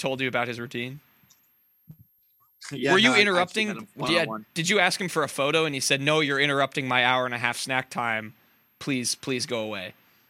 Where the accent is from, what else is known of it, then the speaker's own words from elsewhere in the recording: New Jersey, United States; I'm from Joy-Z.